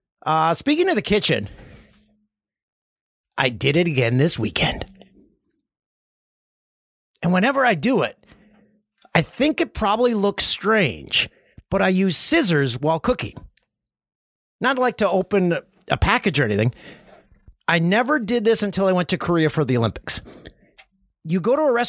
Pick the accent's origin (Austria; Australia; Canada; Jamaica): Canada; Peterborough, Ontario; Everyone's had some of that bacon in my hometown